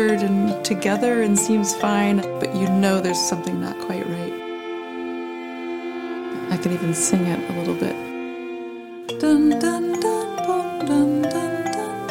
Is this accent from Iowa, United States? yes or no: no; Greenville, North Carolina, United States; I grew up in Greenville, North Carolina